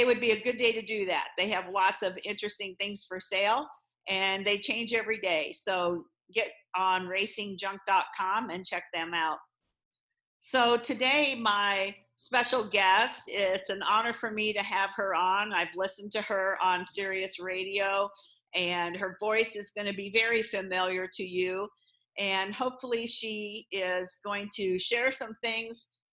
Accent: Warsaw, Illinois, United States; I grew up near Quincy, Illinois, which I'm sure then you're familiar with that, in a little town called Warsaw, Illinois, right on the Mississippi River

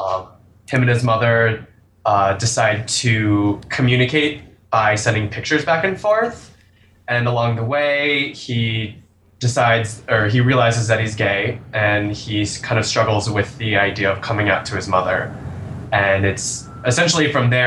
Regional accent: Albany, New York, United States; now in New York City, United States; I grew up in Albany, New York.

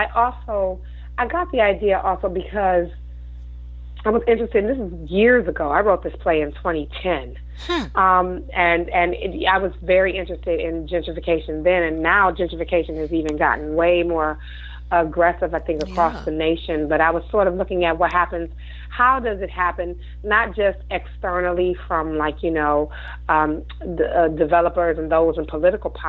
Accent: Detroit, Michigan, United States; my hometown of Detroit.

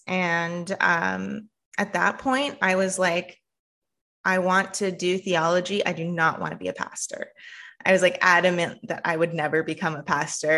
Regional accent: Canada; moved away as an adult; now in United States; my experience, um, as a Canadian

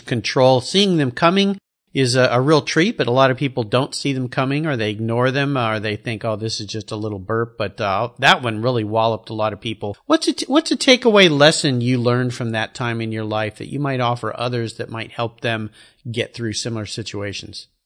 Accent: Southern California, United States; I remember growing up in Southern California

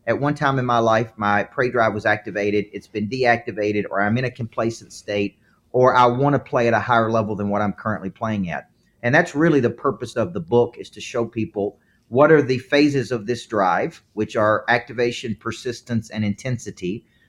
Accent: the South, United States; accent: southern; It's my southern accent.

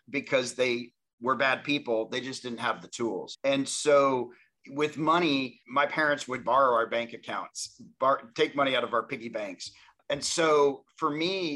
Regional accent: Tennessee, United States; I grew up in Tennessee

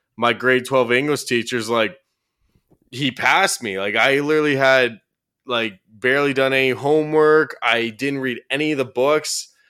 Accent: Orono, Ontario, Canada; moved away; my hometown, which is Orono, Ontario

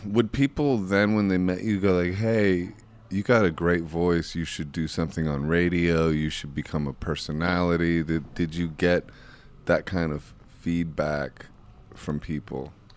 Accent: Akron, Ohio, United States; I'm from Akron, Ohio

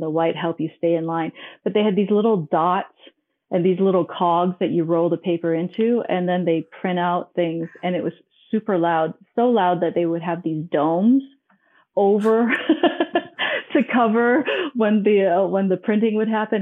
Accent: Hong Kong; also born or lived in Minnesota / Arizona; now in Denver, United States; I was born and I grew up in Hong Kong

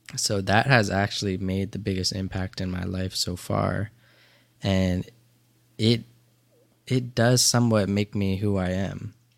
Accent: Dover, Delaware, United States; I grew up in a small town of Dover, Delaware

